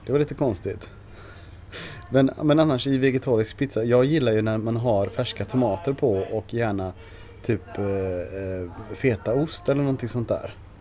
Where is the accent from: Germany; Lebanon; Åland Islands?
Germany; now in Sweden; vi tyskar